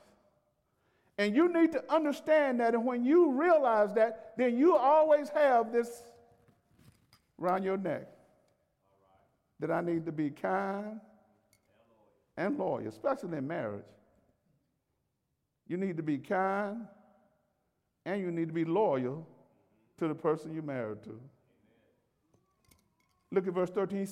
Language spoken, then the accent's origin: English; Alabama, United States; I'm from Alabama